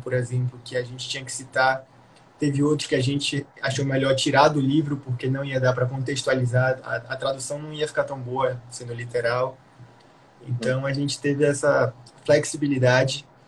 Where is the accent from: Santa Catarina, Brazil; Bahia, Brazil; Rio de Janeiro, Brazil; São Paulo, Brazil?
Bahia, Brazil; eu sou baiano, né, nordestino